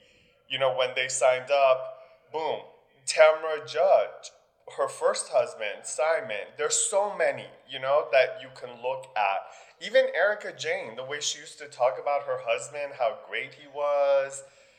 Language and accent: English; Iran; moved away; Girl, I'm from the Middle East. We fled a country because the Shah was falling.